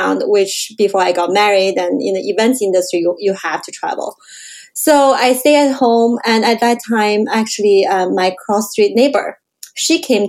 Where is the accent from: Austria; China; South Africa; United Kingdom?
China; moved away as an adult; also born or lived in Canada; now in San Francisco, United States; I grew up in China, and I immigrated to Canada in 2003.